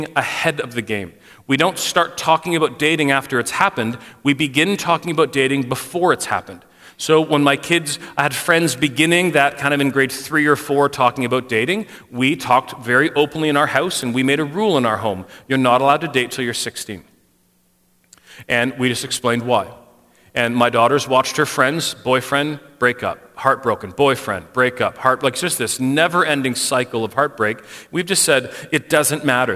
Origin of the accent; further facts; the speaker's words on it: Canada; for us as a Canadian paradigm